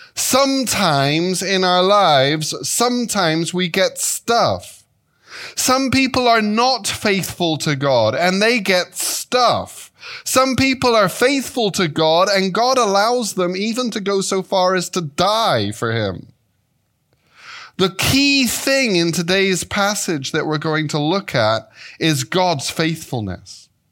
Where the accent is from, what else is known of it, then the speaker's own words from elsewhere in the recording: England, United Kingdom; moved away as an adult; also born or lived in Devonshire; now in Chicago, United States; I was raised in England